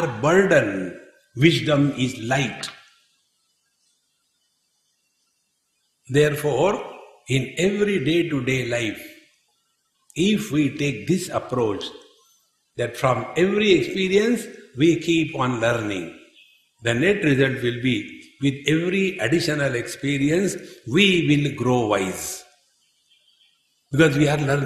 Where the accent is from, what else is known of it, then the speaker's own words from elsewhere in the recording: India; we are Indians.